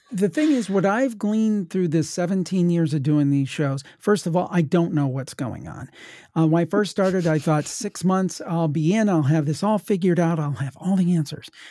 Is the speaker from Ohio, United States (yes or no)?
yes; Ohio, United States; I'm from Ohio, my family was from West Virginia